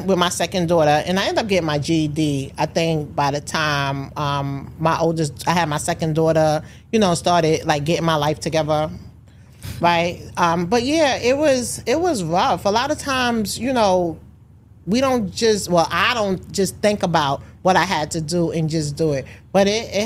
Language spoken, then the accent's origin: English; New York, United States; a young parent growing up in New York.